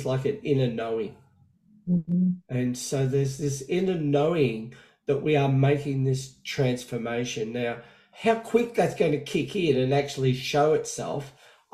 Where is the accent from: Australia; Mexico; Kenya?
Australia; now in United States; I'm now living in America, even though I'm from Australia